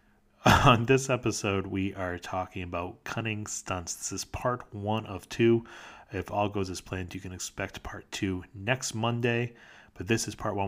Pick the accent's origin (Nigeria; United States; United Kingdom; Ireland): United States; accent: American; my dumb American accent